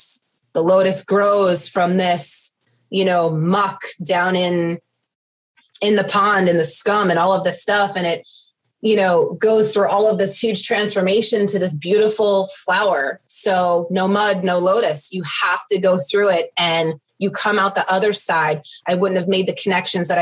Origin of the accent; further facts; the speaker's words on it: New York, United States; I'm Italian. I'm from New York.